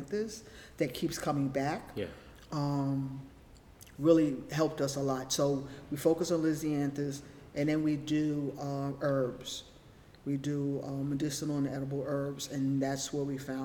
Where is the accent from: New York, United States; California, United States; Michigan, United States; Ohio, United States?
New York, United States; New York City; also born or lived in Harlem, New York City / Bronx, New York City; I've lived in New York City all my life. I grew up in the Lower East Side in the projects, Jacob Riis houses